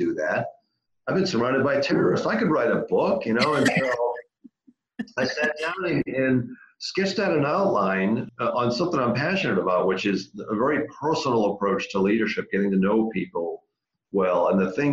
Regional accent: Massachusetts, United States; I grew up in Massachusetts, born and raised

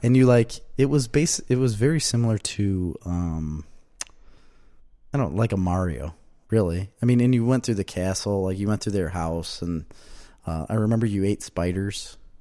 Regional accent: Verona, Wisconsin, United States; now in Mazomanie, United States; I'm from Verona

